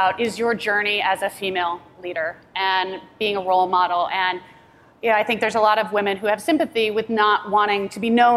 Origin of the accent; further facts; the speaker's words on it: Chicago, Illinois, United States; I'm from Chicago